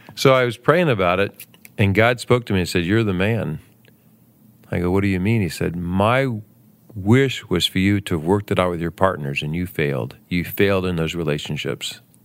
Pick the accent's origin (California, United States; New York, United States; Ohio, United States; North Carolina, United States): Ohio, United States; Southern; also born or lived in Bowling Green, Ohio; I grew up in Southern Ohio and moved north to Bowling Green, Ohio